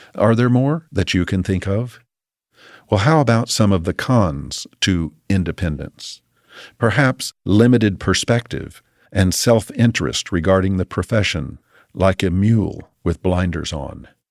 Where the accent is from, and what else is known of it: United States